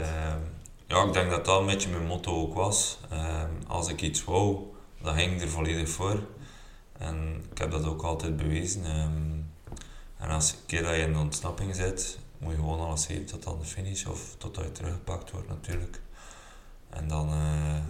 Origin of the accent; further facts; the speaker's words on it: Belgium; ik als Belg